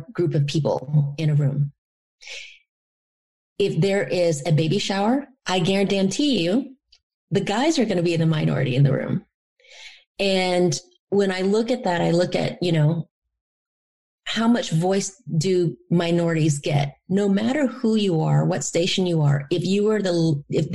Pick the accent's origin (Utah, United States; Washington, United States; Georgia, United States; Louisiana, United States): Louisiana, United States; also born or lived in Da Nang, Vietnam; My experience growing up in the Deep South in Louisiana as a result of being a refugee and then an immigrant